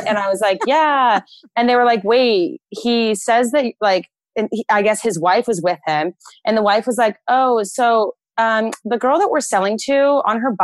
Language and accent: English; Brentwood, California, United States; moved away as an adult; also born or lived in Santa Barbara; now in Los Angeles, United States; I'm from Northern California, East Bay area. It's a really small town called Brentwood